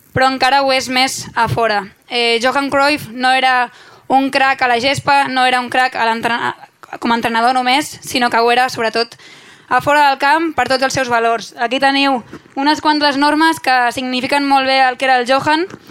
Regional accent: Sant Pere de Ribes, Catalonia, Spain; Jo sóc de Ribes, però Sitges és com casa meva també, som pobles veïns a 5 minuts

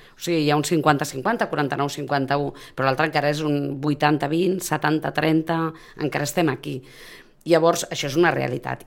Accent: Sitges, Catalonia, Spain; jo soc sitgetana i soc del Prado de sempre

